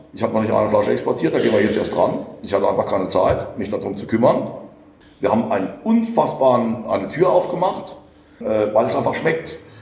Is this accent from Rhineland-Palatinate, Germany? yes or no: yes; Rhineland-Palatinate, Germany; ich bin Pfälzer